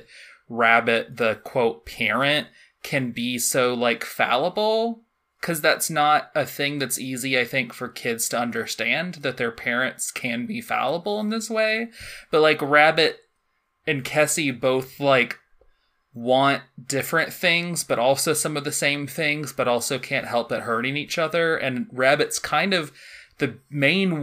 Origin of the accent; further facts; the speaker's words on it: United States; I'm an American